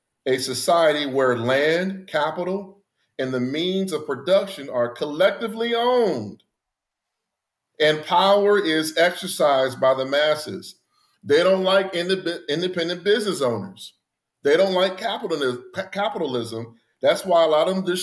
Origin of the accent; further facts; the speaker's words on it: Gary, Indiana, United States; growing up in Gary